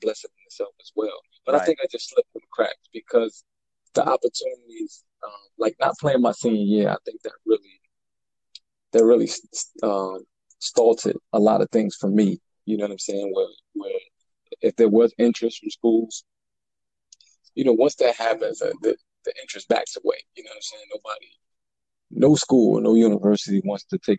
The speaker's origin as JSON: {"language": "English", "town": "Elizabeth", "region": "New Jersey", "country": "United States", "tie": "born or raised there", "moved": "as an adult", "said": "I'm from Elizabeth, New Jersey. Born and raised"}